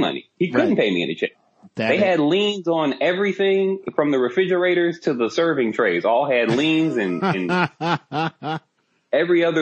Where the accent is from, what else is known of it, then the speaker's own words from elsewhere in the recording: College Station, Texas, United States; moved away as an adult; also born or lived in Chicago, Illinois; now in Los Angeles, United States; I was born in Chicago, but I grew up the majority of my life in Texas